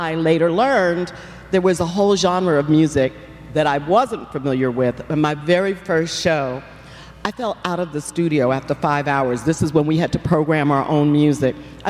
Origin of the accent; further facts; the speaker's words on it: New York City, New York, United States; moved away; I grew up in New York, in the Bronx and Harlem.